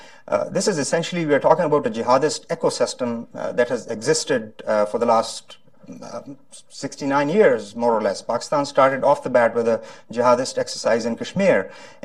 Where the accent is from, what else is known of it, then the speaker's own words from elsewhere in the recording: Florida, United States; But first things first, I'm from Florida, and we had a really major disaster in Florida, a major tragedy yesterday.